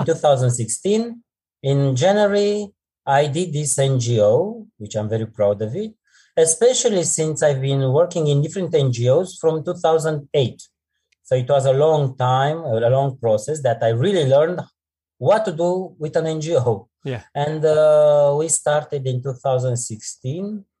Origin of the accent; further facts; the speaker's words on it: Romania; I am from Romania and I'm a teacher